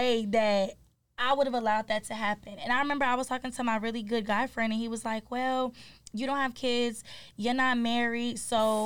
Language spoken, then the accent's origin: English; Atlanta, Georgia, United States; also born or lived in Detroit, Michigan; By Thursday, we were moved to Atlanta